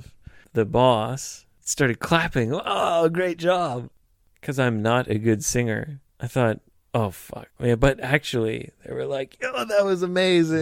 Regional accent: Vancouver, British Columbia, Canada; moved away; I'm from British Columbia

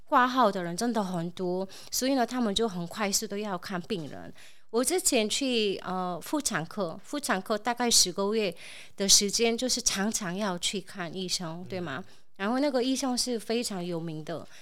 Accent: South Korea; Chinese is a second language; now in Taiwan; 我是从韩国来的猪猪

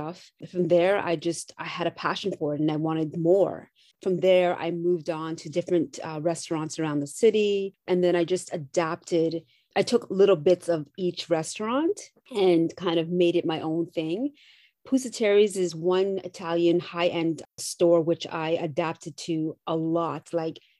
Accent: Canada; I'm Canadian.

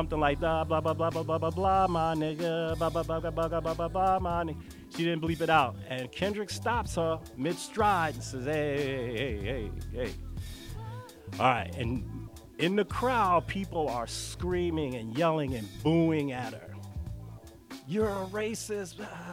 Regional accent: New York City, New York, United States; moved away; also born or lived in North Hollywood, California; growing up in the South Bronx

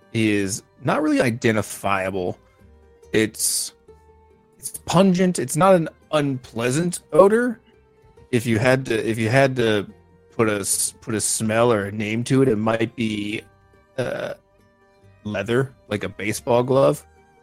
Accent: Missouri, United States; It's kind of like growing up in Missouri.

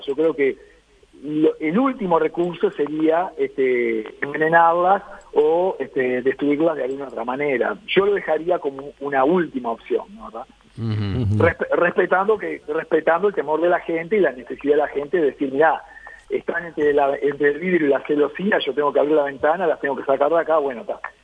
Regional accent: Uruguay; somos todos uruguayos

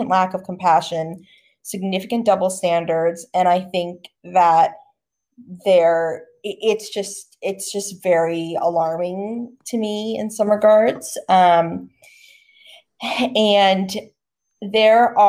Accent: United States; moved away as an adult; now in Australia; as an American

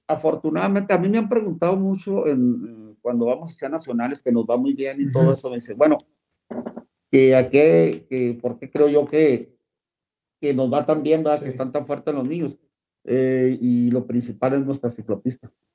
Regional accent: Parral, Chihuahua, Mexico; now in Ciudad Juárez, Mexico; yo soy de Parral, beisbolero

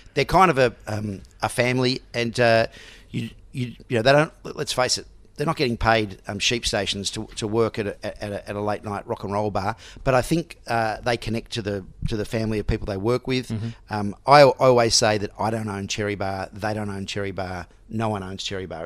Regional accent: Melbourne, Victoria, Australia; also born or lived in Sydney; even though I was born in Sydney, I've grown grown up in Melbourne

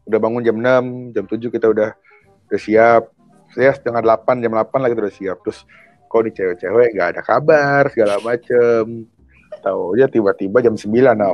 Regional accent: Jakarta, Indonesia; ya kan gue kan orang Jakarta ya.

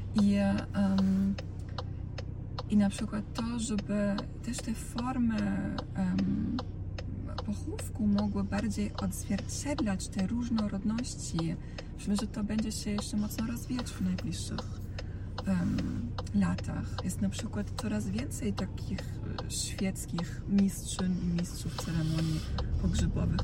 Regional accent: Dalmatia, Croatia; now in Poland; w tym rejonie, z którego ja jestem, czyli z Dalmacji

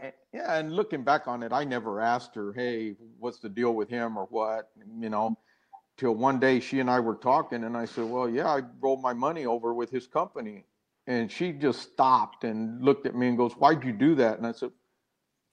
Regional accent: San Benito, Texas, United States; moved away as an adult; I grew up down in South Texas, San Benito, near Harlingen, Brownsville

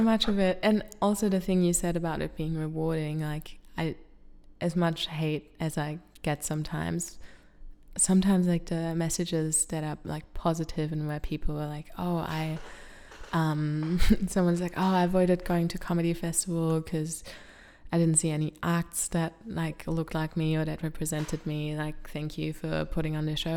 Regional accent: Germany; now in Australia; I'm from Germany

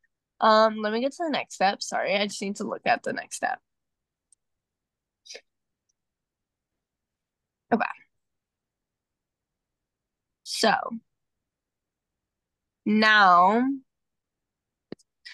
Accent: New Jersey, United States; I'm from New Jersey

